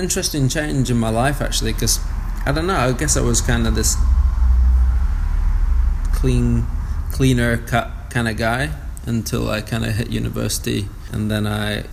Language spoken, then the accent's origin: English; Blackburn, North West England, United Kingdom; moved away as an adult; now in Whanganui, New Zealand; It's a small town, you know. It's probably like 85,000-90,000 people. I grew up in a regular working class, family.